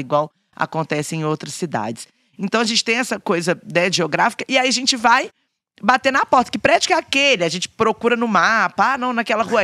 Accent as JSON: {"language": "Portuguese", "town": "Belo Horizonte", "region": "Minas Gerais", "country": "Brazil", "said": "Eu falava, \"Belo Horizonte\""}